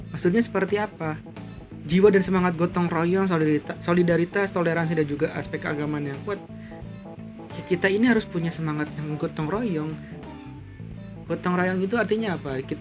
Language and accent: Indonesian; West Java, Indonesia; istri saya itu kan dan saya juga itu orang Sunda